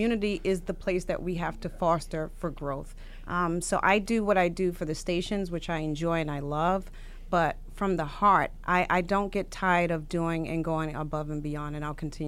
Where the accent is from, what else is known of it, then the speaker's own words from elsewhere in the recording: New York City, New York, United States; You know, I was born and raised in Farragut Project, so I understood the environment.